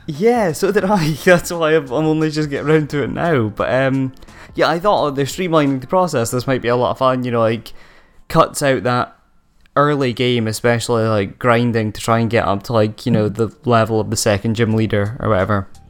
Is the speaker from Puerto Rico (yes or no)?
no; Aberdeen, Scotland, United Kingdom; accent: Doric; Five Game Studios based in Aberdeen, my hometown